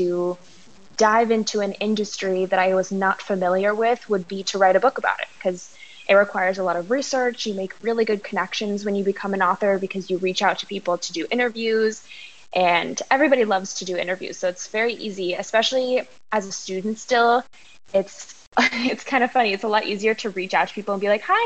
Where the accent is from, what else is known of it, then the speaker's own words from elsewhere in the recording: Las Vegas, Nevada, United States; now in Macau, China; I am originally from Las Vegas, but I currently live in Macau